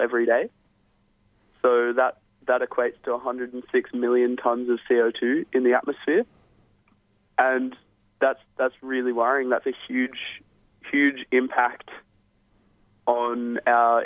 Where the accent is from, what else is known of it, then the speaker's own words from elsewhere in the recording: Newcastle, New South Wales, Australia; my hometown in Newcastle